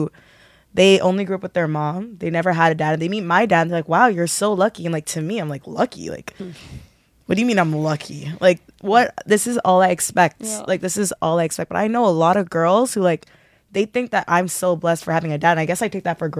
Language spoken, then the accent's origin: English; Ajax, Ontario, Canada; I grew up in Ajax